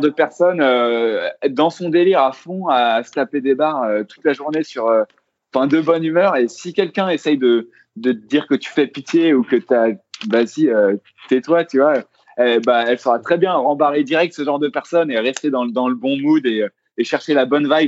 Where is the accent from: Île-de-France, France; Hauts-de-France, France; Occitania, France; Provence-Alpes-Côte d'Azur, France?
Île-de-France, France; Versailles; je viens de Versailles